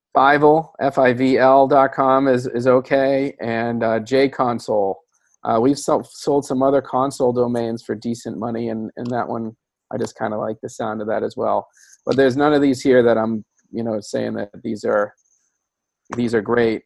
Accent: Massachusetts, United States; I'm from Massachusetts.

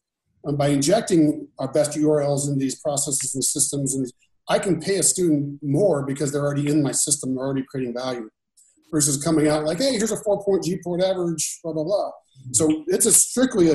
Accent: Indiana, United States; moved away; I'm from Indiana. I have a pretty big famous house there.

